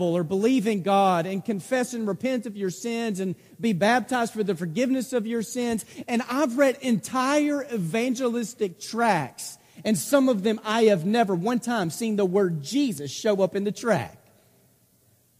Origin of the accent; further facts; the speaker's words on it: Texas, United States; I'm from Texas, we call most things like Rjukan because we do the A's differently